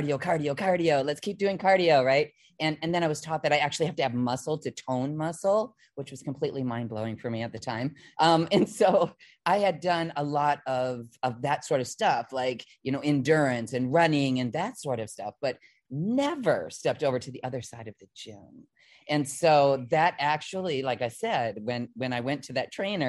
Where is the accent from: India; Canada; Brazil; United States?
United States; Midwest; I was from the Midwest